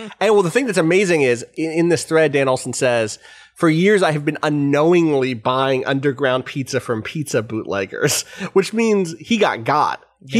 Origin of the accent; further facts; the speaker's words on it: Calgary, Alberta, Canada; I can't have you not know about the stuff that went down in my hometown. Another great opening line. In Calgary, Canada, we have a very good deep dish pizza place.